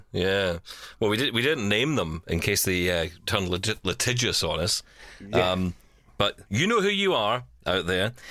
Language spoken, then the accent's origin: English; Scotland, United Kingdom; I'm Scottish